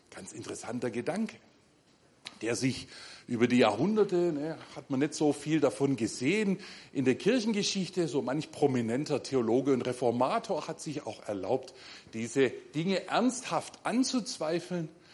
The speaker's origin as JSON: {"language": "German", "country": "Germany", "said": "als Deutsche"}